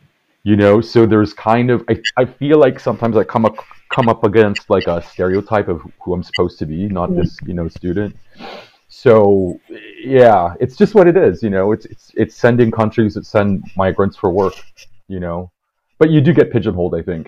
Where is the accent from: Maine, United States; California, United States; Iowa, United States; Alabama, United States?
California, United States; moved away as an adult; also born or lived in Philippines; now in Paris, France; I was born in the Philippines and I emigrated to California when I was really young.